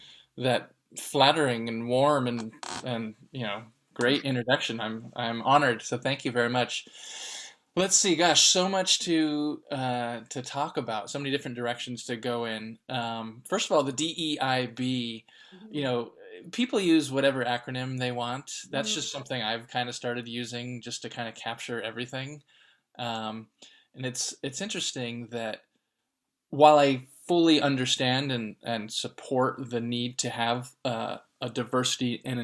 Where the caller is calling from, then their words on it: Oakland, California, United States; I'm calling in from Oakland, California.